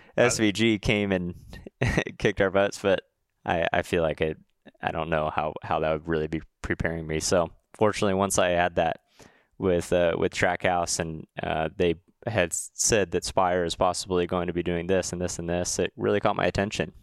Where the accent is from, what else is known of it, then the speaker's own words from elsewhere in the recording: Huntington Beach, California, United States; moved away; I'm from Huntington Beach, California